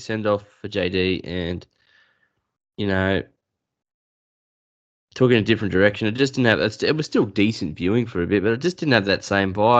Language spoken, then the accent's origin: English; Newcastle, New South Wales, Australia; also born or lived in Dubbo; now in Kurri Kurri, Australia; I was born in Dubbo, raised in Newcastle, live in Curry